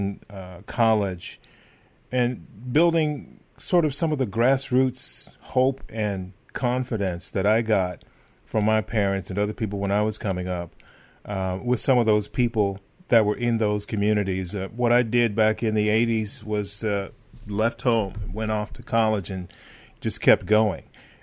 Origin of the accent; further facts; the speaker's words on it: the South, United States; because I grew up in the South and it was harder.